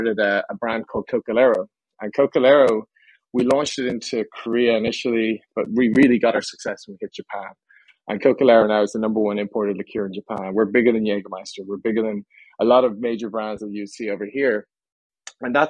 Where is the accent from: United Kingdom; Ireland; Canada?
Ireland; also born or lived in Texas / China / Southern California; now in United States; they moved back to Ireland, I think, 3 or 4 months after I was born. So I never quite got to pick up that Texas twang